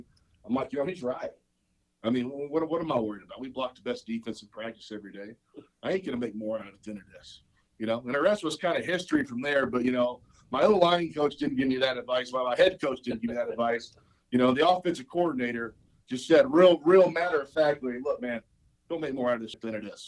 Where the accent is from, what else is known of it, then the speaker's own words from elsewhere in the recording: Birmingham, Alabama, United States; moved away; I grew up in Birmingham, Alabama, which is 45 minutes from the University of Alabama